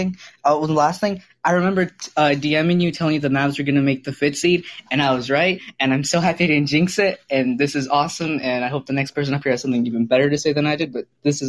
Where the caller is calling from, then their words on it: Irving, Texas, United States; Oh, I'm from Irving, so I'm right down the street.